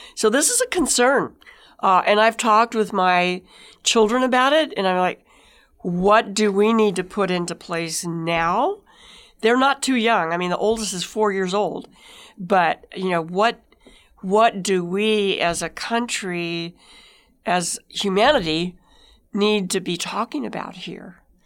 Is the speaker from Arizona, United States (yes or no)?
yes; White Mountains, Apache Reservation, Arizona, United States; I grew up in the White Mountains on the Apache Reservation where alcohol wasn't legal, and then we moved to a Mormon community and nobody drank.